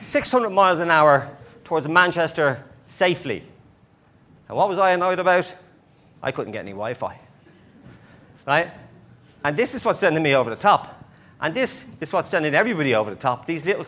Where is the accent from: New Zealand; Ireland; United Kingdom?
Ireland; accent: Irish; my Irish accent